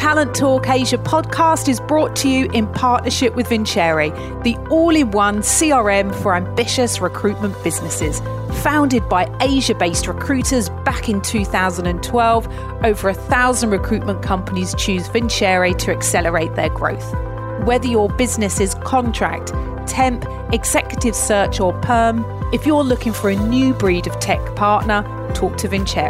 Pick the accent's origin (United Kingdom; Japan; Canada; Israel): United Kingdom; And obviously, as being a Brit, I felt I should know.